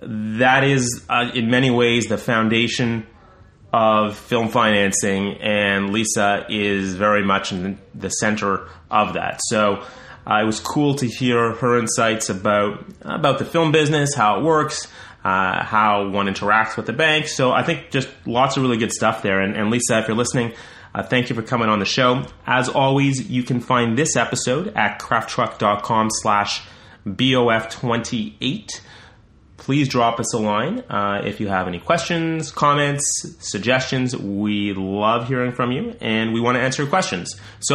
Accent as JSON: {"language": "English", "country": "Canada", "said": "I'm Canadian. I should be pumping up the Canadian thing"}